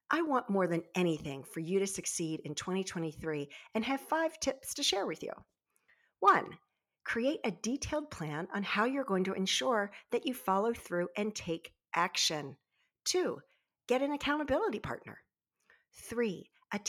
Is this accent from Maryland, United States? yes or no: yes; Baltimore Annapolis area, Maryland, United States; I grew up in the Baltimore Annapolis area